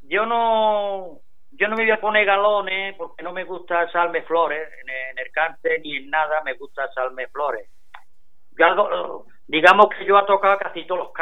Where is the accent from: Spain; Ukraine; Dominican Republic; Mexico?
Spain; Paterna, Valencian Community; cuando yo voy a Paterna me encuentro en mi pueblo, con mi familia, mi